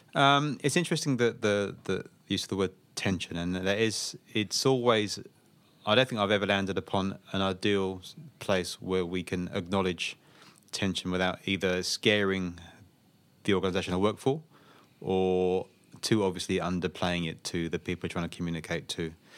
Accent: Slough, South East England, United Kingdom; moved away as an adult; now in Australia; I grew up in a town in Slough, in southeast England.

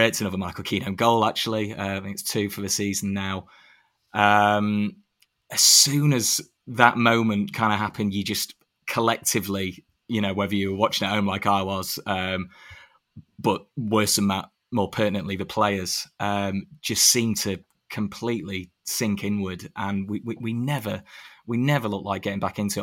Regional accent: Sheffield, Yorkshire and the Humber, United Kingdom; I grew up in Sheffield

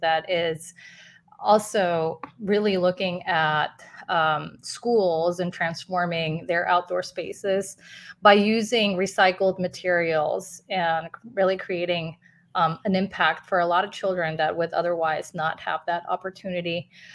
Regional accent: Guadalajara, Jalisco, Mexico; moved away; also born or lived in New York; I was born and raised in Guadalajara, Mexico, so I'm Latina myself

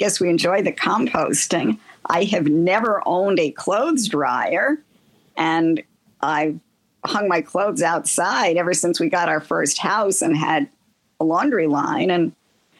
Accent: New York City, New York, United States; now in Altamont, United States; I grew up in Queens

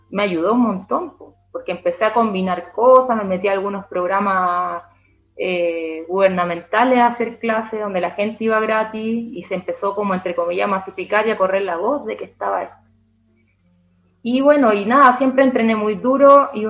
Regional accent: Chile; todos los días a nosotros como chilenos, como entre comillas conejillos de India, primera vez que estábamos en ese mundial

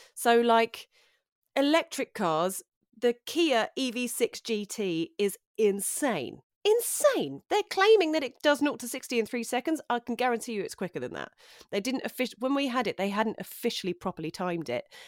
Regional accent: London, United Kingdom; moved away as an adult; now in West Sussex, United Kingdom; I grew up in North London. Um, I grew up in Edmonton, North

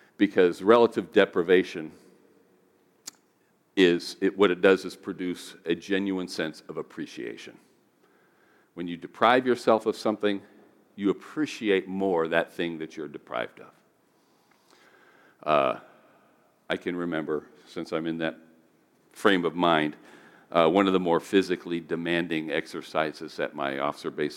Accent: United States; being an American

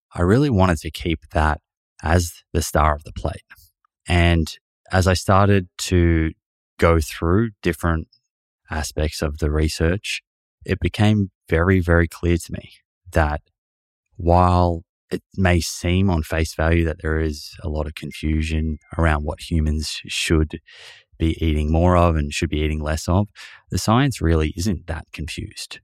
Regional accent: Melbourne, Victoria, Australia; my family, we were growing up in Melbourne, living in Melbourne

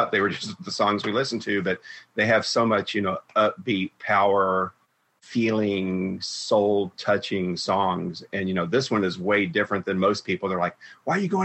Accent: the South, United States; Growing up in the South

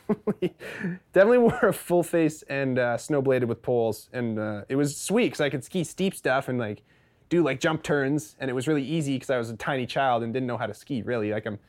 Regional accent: Fernie, British Columbia, Canada; Yes. So I was born in Fernie. My dad moved here when he was probably in his early 20s

